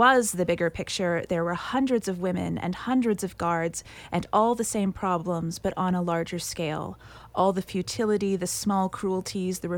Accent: Orillia, Ontario, Canada; I grew up near Orillia, Ontario, which has a population of about 30,000

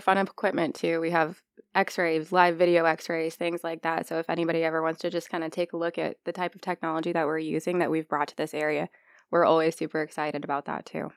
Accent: Norwalk, Iowa, United States; also born or lived in Omaha area; now in Council Bluffs, United States; I'm from Norwalk, Iowa. I moved to the Omaha area a long time ago

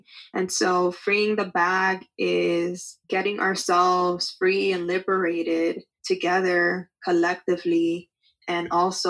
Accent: Dominican Republic; so that I can invest that money into buying land in my home country of the Dominican Republic.

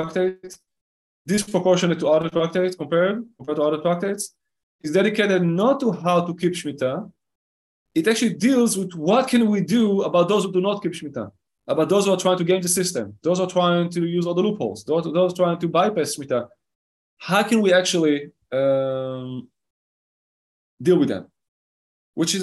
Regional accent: Israel; Now, I live in Israel, okay? I was born in Israel, I grew up in Israel.

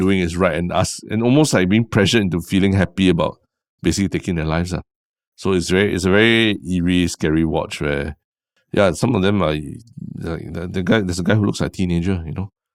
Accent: Singapore; we're such a small country

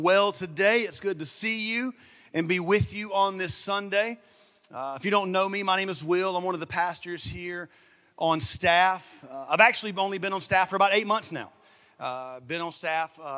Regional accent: Saluda, South Carolina, United States; now in Augusta, United States; I'm actually from a small town in South Carolina, about an hour from here, called Saluda, South Carolina. That's where I'm from. It's where I was born. It's where I was raised. I grew up there on my parents' farm.

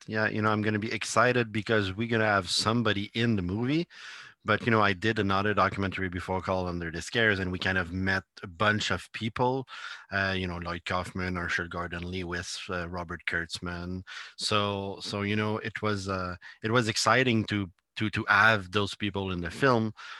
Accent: Italy; English is a second language; I can send you a copy because I'm from Italy, and like it's gonna be hard for you to get it

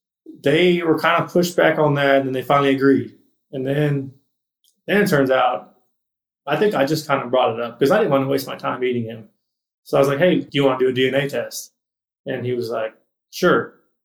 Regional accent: Corpus Christi, Texas, United States; Corpus Christi, Texas.

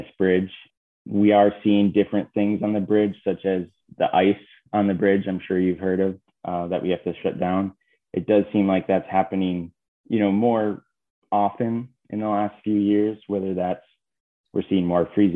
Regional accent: Iron Mountain, Michigan, United States; growing up in Iron Mountain

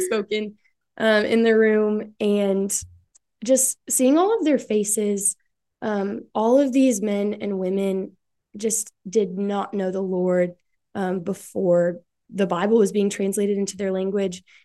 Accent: West Michigan, United States; moved away as an adult; now in Ohio, United States; I'm from West Michigan, small town in West Michigan.

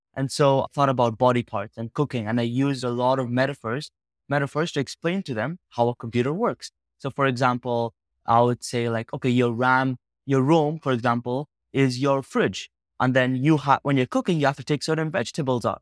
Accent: Uganda; moved away; I spent most of my life growing up in Uganda, a small country in West Africa

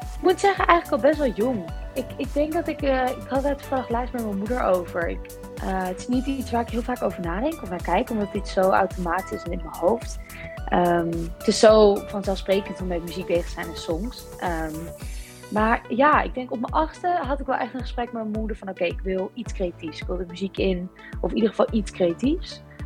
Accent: East Grinstead, South East England, United Kingdom; now in Netherlands; ik ben geboren in East Grinstead in eh, Sussex, dus het zuiden van eh, Engeland

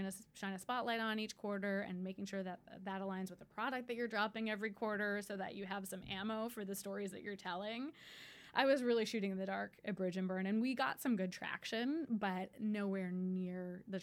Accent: Canada; I'm Canadian.

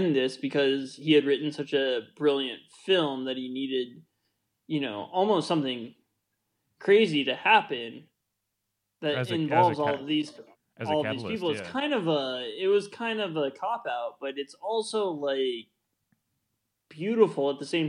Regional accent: Nebraska, United States; I'm from Nebraska

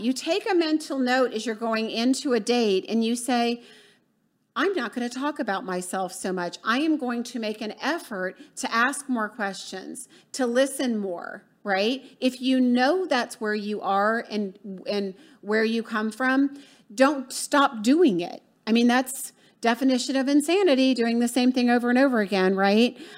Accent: the South, United States; also born or lived in Florida; I'm from the South

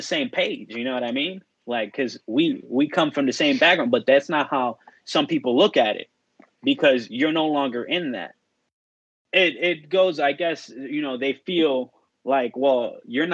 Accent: Chicago, Illinois, United States; born or raised there

